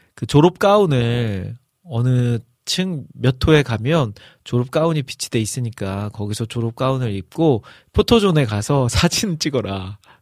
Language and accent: Korean; Jeolla, South Korea; accent: Jeolla dialect; 제가 전라도 사람이기 때문에